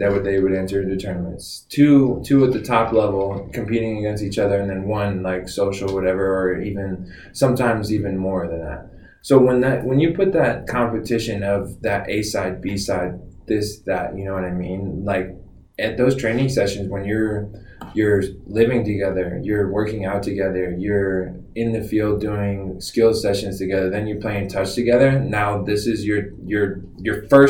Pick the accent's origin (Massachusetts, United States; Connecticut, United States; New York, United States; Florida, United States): Florida, United States; moved away as an adult; also born or lived in North Carolina / Ohio; I'm a Southern boy. I'm from Florida